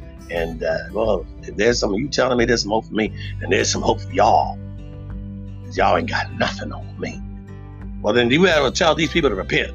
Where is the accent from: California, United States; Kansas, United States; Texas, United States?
Texas, United States; Texas. We love revolution.